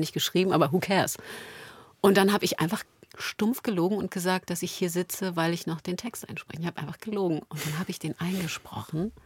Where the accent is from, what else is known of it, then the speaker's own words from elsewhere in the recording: Berlin, Germany; Da sind wir beide an der Mauer groß geworden